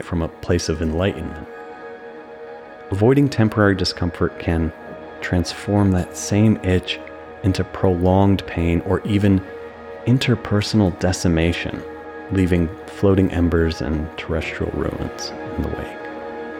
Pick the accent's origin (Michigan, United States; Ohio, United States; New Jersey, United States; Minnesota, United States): New Jersey, United States; my hometown in New Jersey